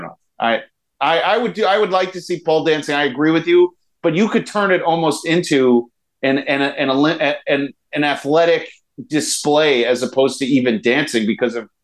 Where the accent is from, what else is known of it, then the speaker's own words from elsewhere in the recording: New York City, New York, United States; I grew up in Queens